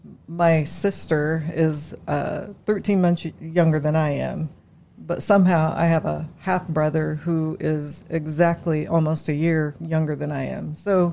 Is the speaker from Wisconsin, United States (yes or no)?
no; Indianapolis, Indiana, United States; also born or lived in Marion, Indiana; Mostly Indianapolis, but I'm from Marion, Indiana.